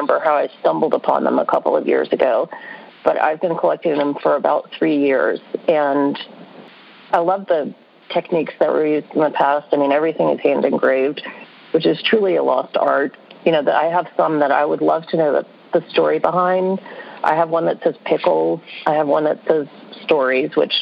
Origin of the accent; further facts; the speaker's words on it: New Orleans, Louisiana, United States; I grew up in New Orleans